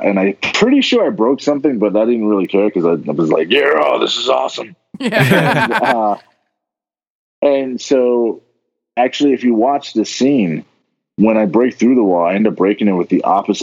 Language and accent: English; New York, United States; moved away; I'm originally from New York